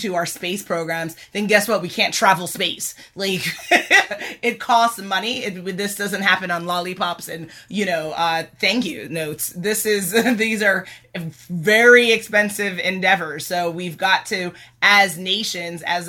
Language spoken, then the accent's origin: English; United States; being born and raised in America